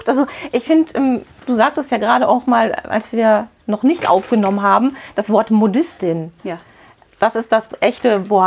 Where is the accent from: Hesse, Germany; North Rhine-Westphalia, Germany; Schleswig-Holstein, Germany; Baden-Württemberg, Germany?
North Rhine-Westphalia, Germany; Witten; Ja, ich bin hier bei Bärbel im Hutsalon in Witten in meiner Heimatstadt